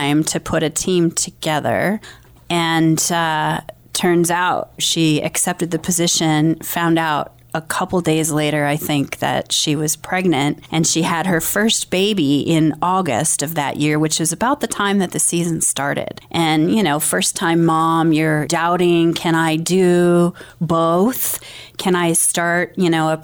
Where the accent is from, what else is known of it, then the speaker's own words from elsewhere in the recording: Dupuyer, Montana, United States; also born or lived in Missoula, Montana; I grew up in Dupuyer, Montana, which is a tiny little town on the Rocky Mountain front.